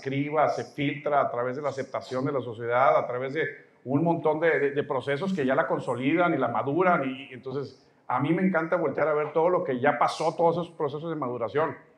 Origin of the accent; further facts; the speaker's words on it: Mexico; soy mexicano, tú también, estamos en México